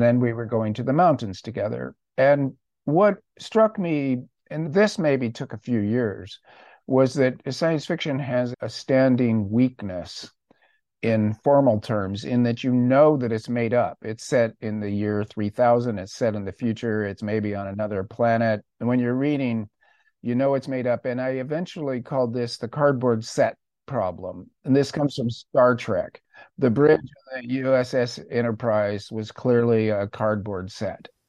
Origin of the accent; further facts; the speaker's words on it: Orange County, California, United States; I grew up in Orange County